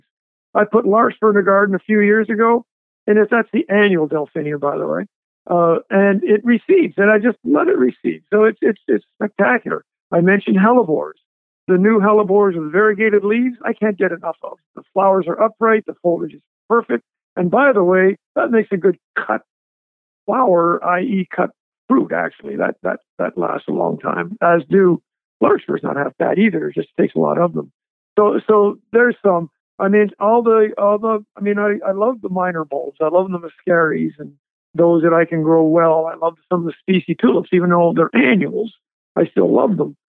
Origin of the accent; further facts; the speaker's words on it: Montreal, Quebec, Canada; now in Athens, Georgia, United States; my home, my original home was Montreal. Okay. So I'm a Canadian